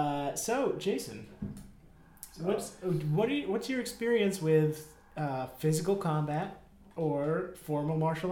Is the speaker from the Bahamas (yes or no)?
yes; Nassau, New Providence, Bahamas; I'm from Nassau, New Providence, the Bahamas.